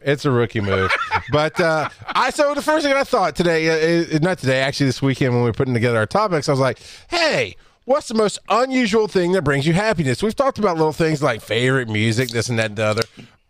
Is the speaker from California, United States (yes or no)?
no; Athens, Georgia, United States; I grew up in Athens